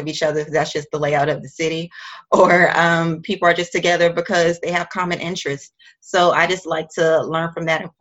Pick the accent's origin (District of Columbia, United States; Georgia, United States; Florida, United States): Georgia, United States; Macon; moved away as an adult; also born or lived in Savannah, Georgia / Atlanta, Georgia; now in New York City, United States; I grew up in Macon, Georgia, which is like an hour and a half away